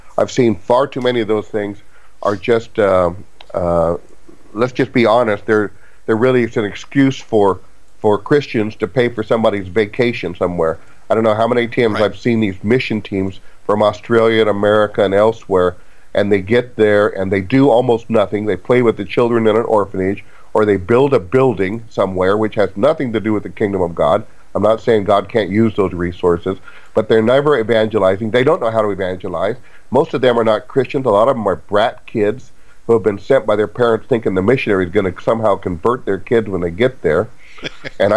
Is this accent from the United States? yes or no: yes; United States; as an American